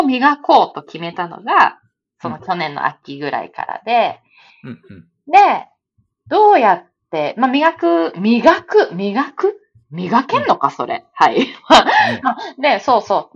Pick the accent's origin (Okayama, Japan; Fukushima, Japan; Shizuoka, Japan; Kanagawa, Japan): Shizuoka, Japan; Shimizu; moved away as an adult; 私、静岡出身で